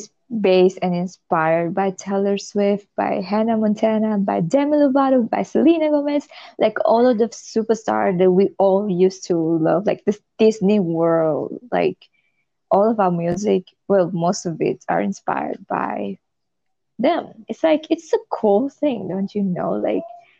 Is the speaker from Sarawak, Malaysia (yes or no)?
yes; Sarawak, Malaysia; the town that we're actually living at that moment, where I'm from there